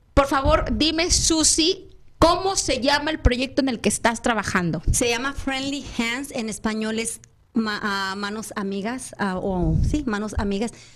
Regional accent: Agua Prieta, Sonora, Mexico; moved away; Yo soy de Agua Prieta, yo nací en Agua Prieta, pero la primera oportunidad que se me da es regresar a Agua Prieta

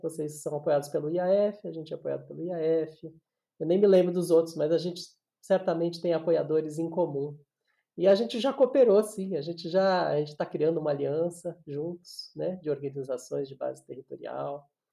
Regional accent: São Paulo, Brazil; eu nasci em São Paulo

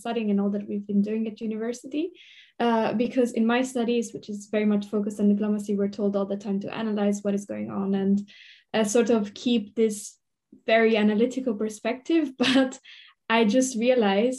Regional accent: Italy; moved away as an adult; now in The Hague, Netherlands; I'm from Italy, but I'm currently doing my master's in the Netherlands, in The Hague

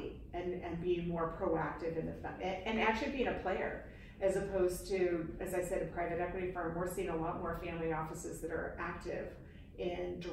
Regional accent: Utah, United States; moved away as an adult; now in New York, United States; I'm a transplanted New Yorker. I grew up in Utah. Moved to New York shortly after graduating from college

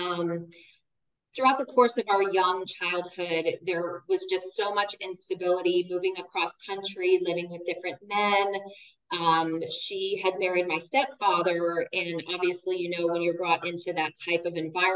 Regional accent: near San Francisco, California, United States; I was born near San Francisco, California

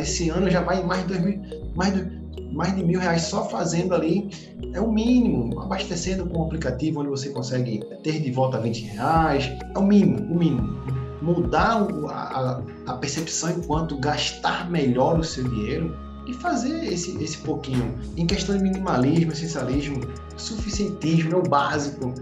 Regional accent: Recife, Pernambuco, Brazil; a gente é de Recife

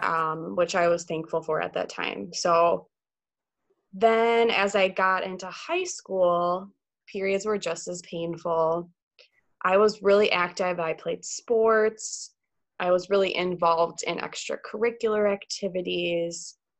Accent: Pewaukee, Wisconsin, United States; also born or lived in Eau Claire, Wisconsin; I'm from Wisconsin, born and raised in uh, Pewaukee, Wisconsin, which is about 30 minutes west of Milwaukee

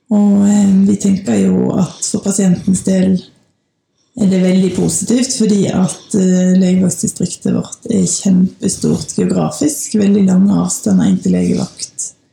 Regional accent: Bergen, Vestland, Norway; moved away as an adult; also born or lived in Denmark; now in Gudbrandsdalen, Norway; jeg kommer fra Bergen.

